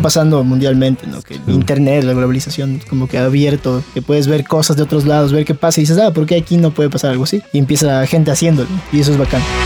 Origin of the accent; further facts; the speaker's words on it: Quito, Pichincha, Ecuador; vivimos rodeados de todas las montañas